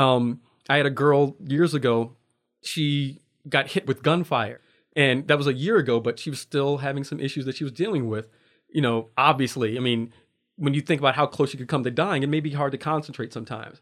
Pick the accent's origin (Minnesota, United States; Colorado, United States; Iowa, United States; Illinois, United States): Illinois, United States; Waukegan; moved away as an adult; now in Anchorage, United States; growing up in Waukegan, Illinois